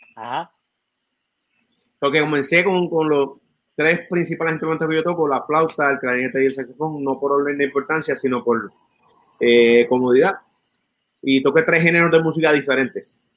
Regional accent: San Juan, Puerto Rico; also born or lived in Santurce; Nacido en Santurce, criado en Río Piedra

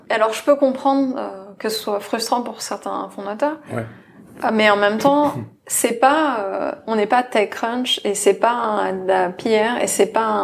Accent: France; je suis française

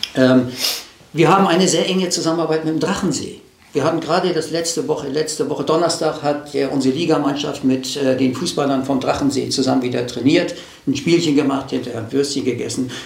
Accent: Hamburg, Germany; moved away as an adult; now in Kiel, Germany; Ich bin in Hamburg aufgewachsen, aber seit meinem 18. Lebensjahr in dieser Stadt

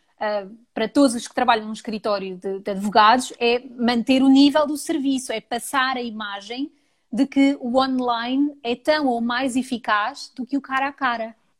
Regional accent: Portugal; now in London, United Kingdom; Sou portuguesa

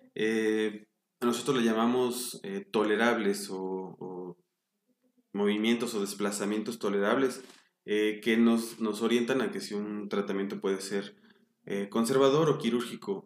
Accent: Mexico City, Mexico; Yo nací en la Ciudad de México, en 1982

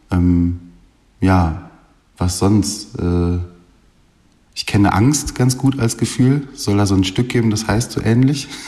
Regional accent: Essen, North Rhine-Westphalia, Germany; born there; Ich komme äh, gebürtig aus Essen

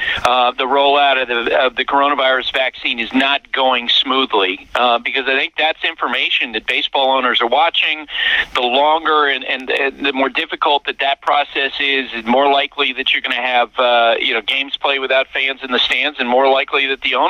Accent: Central Vermont, United States; I grew up in Central Vermont.

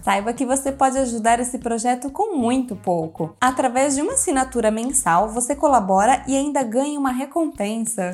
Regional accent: Brazil; eu sou brasileira

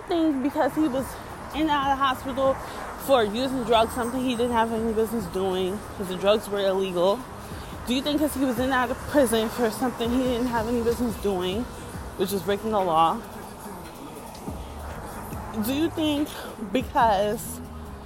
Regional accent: New York City, New York, United States; also born or lived in Yonkers; I am somebody from the Bronx and Harlem. I am somebody from the hood.

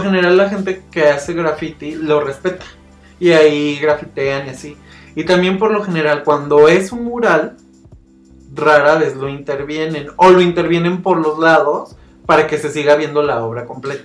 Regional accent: Mexico; todos somos mexicanos

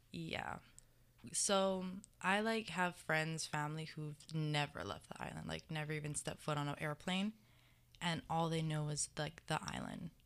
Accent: Mililani, Hawaii, United States; moved away as an adult; I'm from Mililani, Oahu

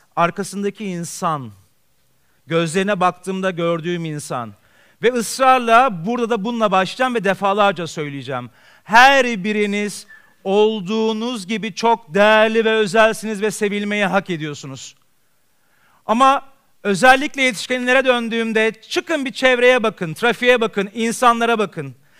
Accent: Istanbul, Turkey; ben Beyoğlu'nda doğdum, Beyoğlu'nda büyüdüm.

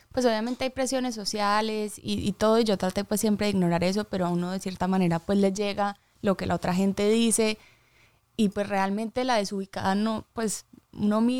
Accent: Medellín, Antioquia, Colombia; also born or lived in United States; Pues crecí, o sea, a los siete nos fuimos de Estados Unidos

